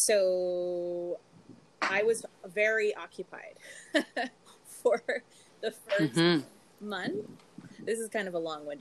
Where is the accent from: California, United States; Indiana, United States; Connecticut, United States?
California, United States; Los Angeles; moved away as an adult; now in Montreal, Canada; I am from Los Angeles, and I moved here from LA about 15 years ago.